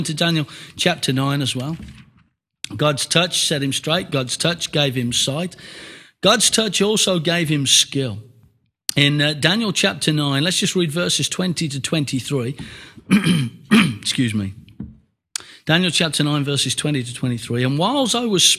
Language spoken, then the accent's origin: English; United Kingdom